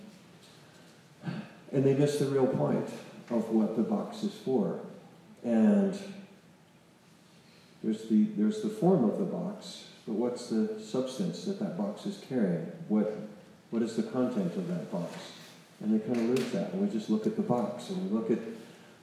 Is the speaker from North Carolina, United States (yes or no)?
yes; North Carolina, United States; I'm from North Carolina